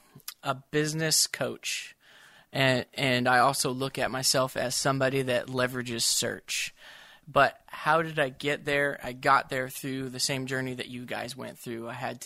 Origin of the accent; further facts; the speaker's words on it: Tulsa, Oklahoma, United States; I grew up in Tulsa where they talked about the toy maker's dream.